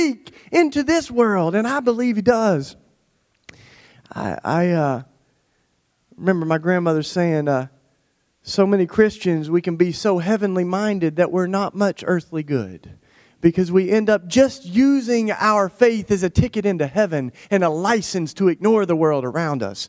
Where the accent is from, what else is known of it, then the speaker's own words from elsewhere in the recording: Tennessee, United States; I grew up in Tennessee, in case you can't tell, in the Bible Belt.